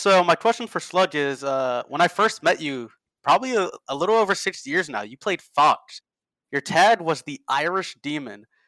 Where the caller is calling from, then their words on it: San Juan, Puerto Rico; I'm calling in from San Juan, Puerto Rico